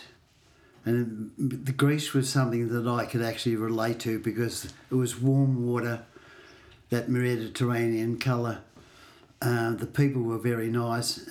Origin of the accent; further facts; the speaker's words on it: Torquay, Victoria, Australia; I grew up in Torquay